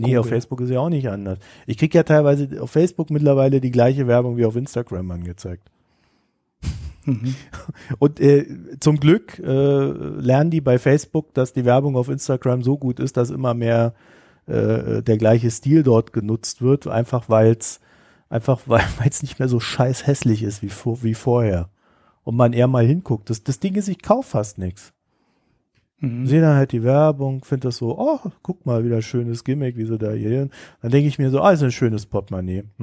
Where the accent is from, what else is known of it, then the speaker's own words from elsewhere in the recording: East Germany, Germany; ich komme sogar noch aus der DDR, ja. Also es wird einfach nicht besser.